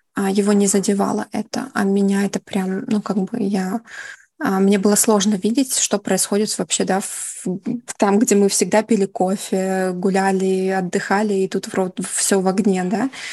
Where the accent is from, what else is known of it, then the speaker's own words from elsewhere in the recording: Kyiv, Ukraine; moved away as an adult; now in Netherlands; Я из Киева